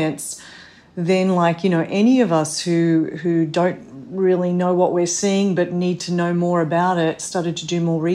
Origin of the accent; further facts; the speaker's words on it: Australia; moved away as an adult; now in New York City, United States; I'm originally from Australia